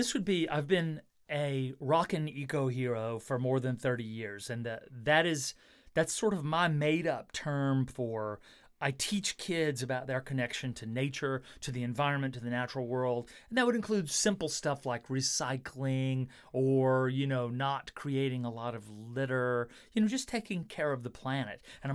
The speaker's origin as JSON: {"language": "English", "region": "Alabama", "country": "United States", "tie": "born or raised there", "said": "I grew up here in the Shoals, and R&B, that kind of sound, I love."}